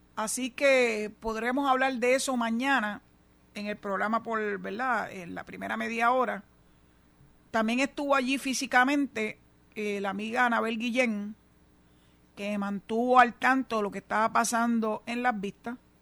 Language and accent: Spanish; Cabo Rojo, Puerto Rico; el alcalde de Cabo Rojo, mi pueblo